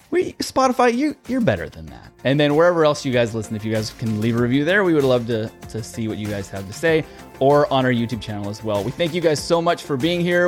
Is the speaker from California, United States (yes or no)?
yes; California, United States; born or raised there